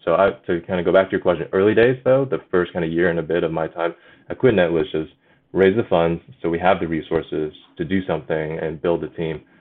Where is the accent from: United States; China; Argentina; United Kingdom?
China; moved away; also born or lived in Alberta, Canada; I grew up in China.